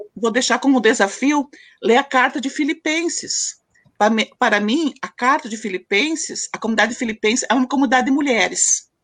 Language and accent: Portuguese; Candelária, Rio Grande do Sul, Brazil; eu sou natural de Candelária, Rio Grande do Sul